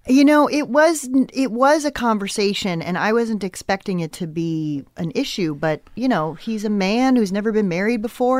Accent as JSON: {"language": "English", "town": "Westport", "region": "Connecticut", "country": "United States", "tie": "born or raised there", "said": "I grew up in, uh, Westport, Connecticut"}